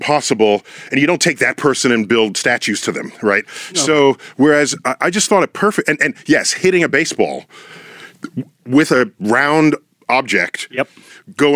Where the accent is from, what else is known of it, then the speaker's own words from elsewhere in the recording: New York City, New York, United States; I'm a legit Yankee fan, born and raised in the Bronx